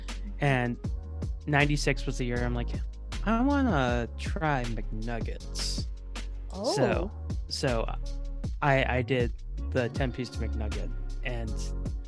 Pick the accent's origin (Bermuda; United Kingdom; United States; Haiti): United States; New England; I'm from New England